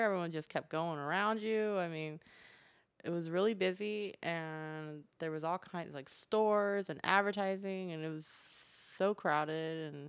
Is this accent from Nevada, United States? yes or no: yes; Las Vegas, Nevada, United States; born or raised there